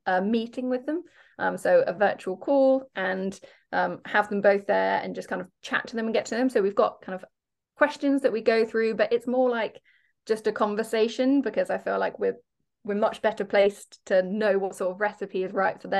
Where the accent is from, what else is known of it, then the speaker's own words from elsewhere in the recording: Devon, South West England, United Kingdom; also born or lived in Falmouth; we're from Devon, but I lived in Falmouth for 3 years because I went to Exeter Uni down there